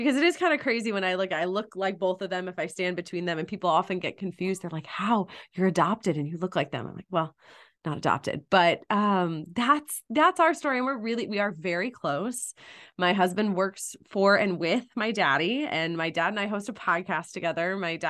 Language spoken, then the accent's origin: English; Malibu, California, United States; now in Los Angeles, United States; I grew up in Malibu, California.